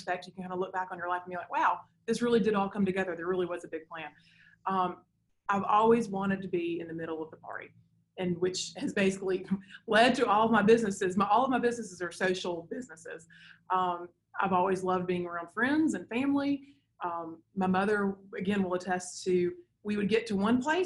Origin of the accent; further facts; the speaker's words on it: Decatur, Alabama, United States; I grew up here in Decatur.